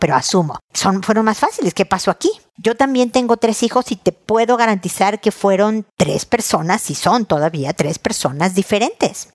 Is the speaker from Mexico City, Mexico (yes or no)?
yes; Mexico City, Mexico; moved away as an adult; now in Santiago, Chile; como mexicana de Ciudad de México